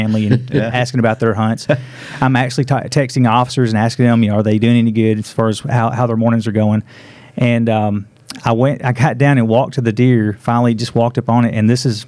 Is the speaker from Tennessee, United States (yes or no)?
yes; Middle Tennessee, United States; also born or lived in Smith County, Tennessee; I'm from Middle Tennessee